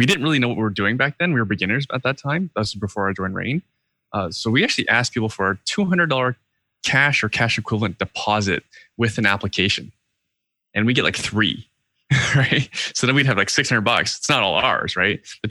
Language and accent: English; Canada; being Canadian